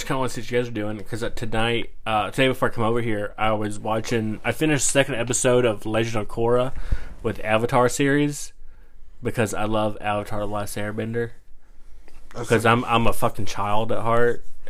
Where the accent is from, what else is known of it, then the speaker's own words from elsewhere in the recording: Georgia, United States; I'm from Georgia